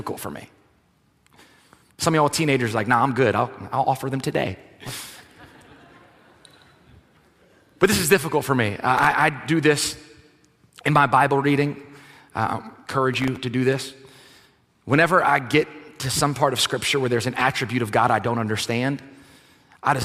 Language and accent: English; South Louisiana, United States; if you're born and raised in South Louisiana, like, we're a different country here. You travel outside, like, this is a thing. People are like, you're from Louisiana, y'all are different. Yes, we are.